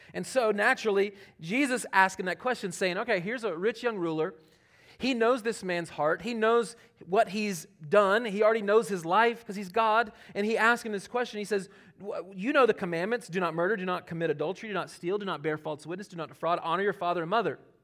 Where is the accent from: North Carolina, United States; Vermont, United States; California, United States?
North Carolina, United States; Charlotte; moved away; Charlotte that's my hometown